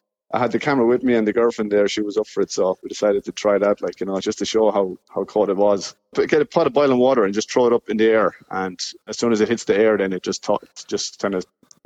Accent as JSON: {"language": "English", "town": "Clara", "region": "County Offaly", "country": "Ireland", "tie": "born or raised there", "moved": "as an adult", "lives_now": "Finland", "said": "I'm from Beachmount, so Kilcorsi there. And, you know, growing up there"}